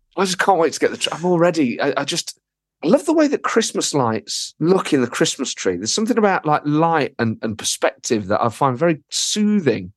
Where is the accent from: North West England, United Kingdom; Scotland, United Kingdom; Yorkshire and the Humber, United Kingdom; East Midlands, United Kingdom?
East Midlands, United Kingdom; Nottingham; moved away as an adult; now in London, United Kingdom; I grew up in Nottingham, and then I moved to London about fifteen years ago